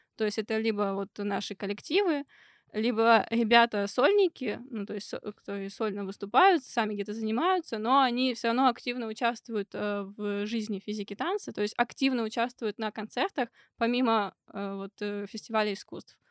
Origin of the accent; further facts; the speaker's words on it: Perm, Perm Krai, Russia; moved away as an adult; now in Moscow, Russia; там, откуда я родом, из Перми, и где я училась первые два курса